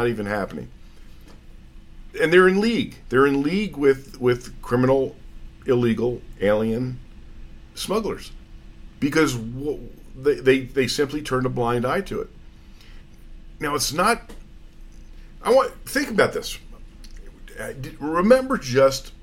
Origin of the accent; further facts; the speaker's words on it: New Jersey, United States; New Jersey, my home state